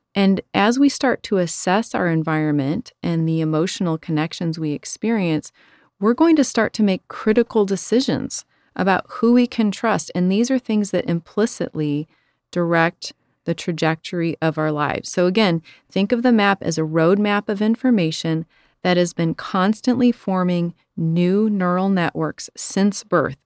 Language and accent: English; Chicago, Illinois, United States; I'm from Chicago